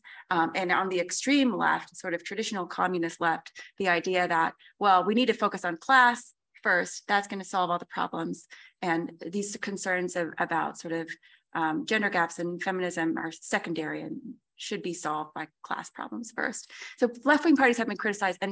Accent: United States; I'm American

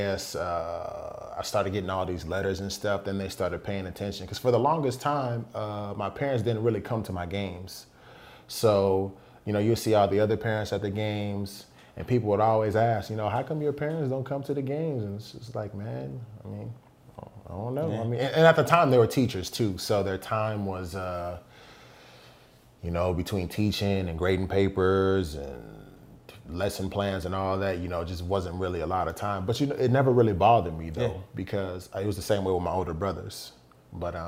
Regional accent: Garland, Texas, United States; moved away as an adult; now in Phoenix, United States; I grew up in Garland, Texas, a suburb of Dallas

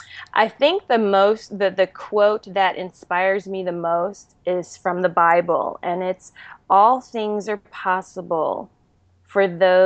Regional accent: Germany; I was born and raised in Germany. My father was a military officer, an army officer. And so I grew up most of my life in Europe.

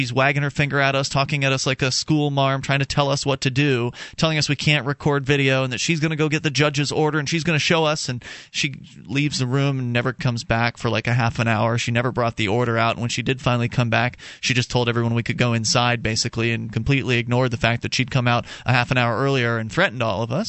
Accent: Florida, United States; now in New Hampshire, United States; I'm from Florida originally

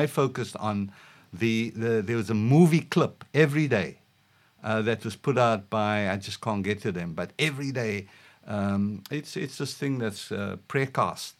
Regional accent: South Africa; moved away; just as a South African

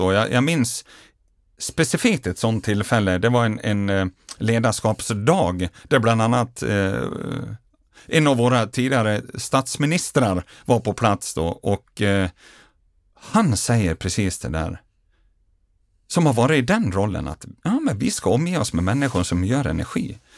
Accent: Grycksbo, Dalarna County, Sweden; barndomskamrat som jag gjorde resan med hemma från Grycksbo

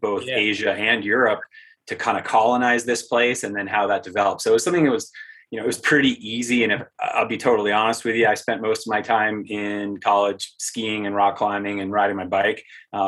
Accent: New Hampshire, United States; moved away as an adult; now in Aspen, United States; Close to Maine, New Hampshire

